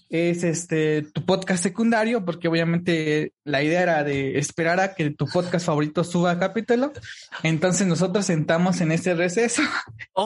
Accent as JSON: {"language": "Spanish", "region": "Oaxaca", "country": "Mexico", "said": "yo soy de México, pero de, una parte, eh, pues, del sur, digamos, que viene siendo el, el hermosísimo estado de Oaxaca"}